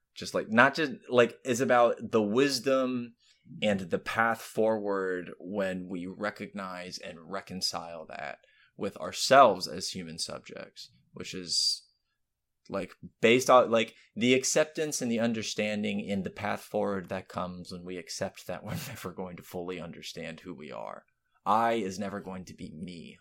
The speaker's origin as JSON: {"language": "English", "region": "Florida", "country": "United States", "tie": "born or raised there", "said": "I grew up in Florida"}